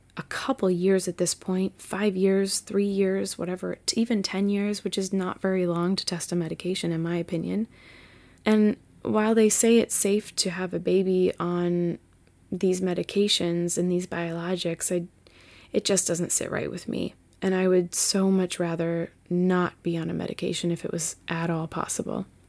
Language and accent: English; Massachusetts, United States; this white chick from Massachusetts